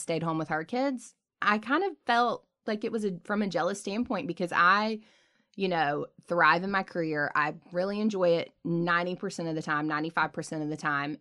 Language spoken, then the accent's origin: English; the South, United States; we grew up in the South.